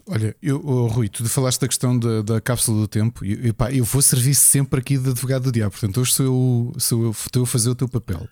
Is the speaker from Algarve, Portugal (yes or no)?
no; Lisbon, Portugal; sou dos Olivais